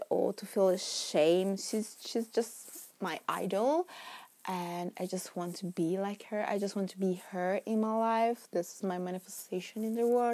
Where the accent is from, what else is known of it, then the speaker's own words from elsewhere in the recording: Milan, Lombardy, Italy; English is a second language; moved away as an adult; now in London, United Kingdom; English is not my first language. In fact, I am Italian. I was born and raised in Milan, Italy